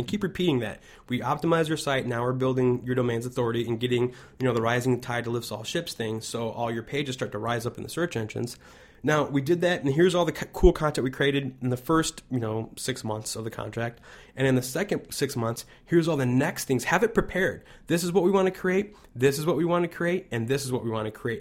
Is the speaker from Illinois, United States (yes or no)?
yes; Chicago, Illinois, United States; I'm from Chicago